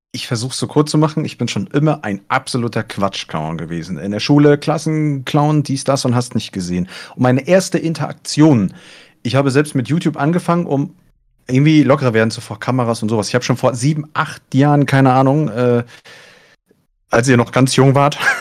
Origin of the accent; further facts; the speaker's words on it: Germany; ich komme ja aus Hamburg, aus Schleswig-Holstein oben